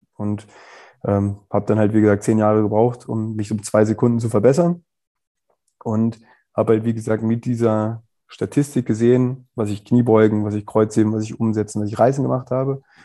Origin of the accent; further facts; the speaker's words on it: Wolfsburg, Lower Saxony, Germany; moved away as an adult; also born or lived in England; ich komme ja aus Wolfsburg